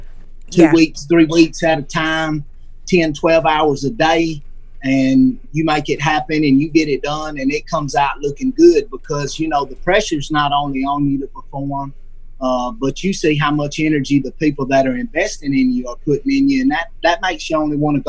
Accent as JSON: {"language": "English", "town": "West Monroe", "region": "Louisiana", "country": "United States", "said": "And we're from West Monroe"}